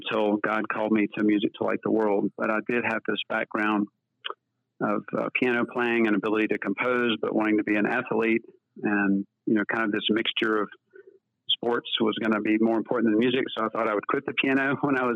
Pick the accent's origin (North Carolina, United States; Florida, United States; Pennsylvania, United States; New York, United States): North Carolina, United States; Chapel Hill; I was born and raised in Chapel Hill, North Carolina